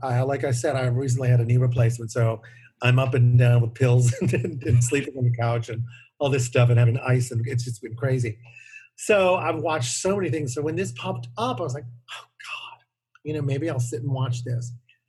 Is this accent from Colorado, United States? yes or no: no; New Orleans, Louisiana, United States; I'm working on a piece that I wrote called Dear Mr. Williams about growing up in New Orleans and my story